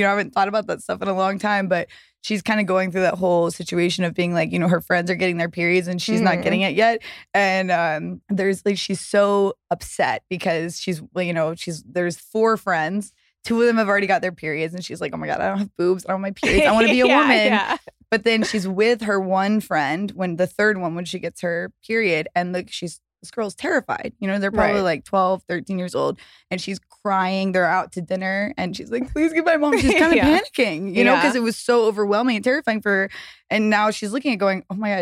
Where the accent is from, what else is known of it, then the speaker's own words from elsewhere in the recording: the South, United States; moved away; I grew up in the South